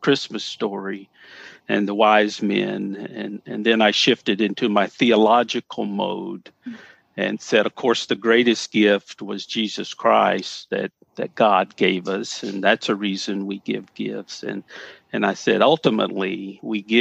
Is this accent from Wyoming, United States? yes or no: no; Paris, Tennessee, United States; growing up in Paris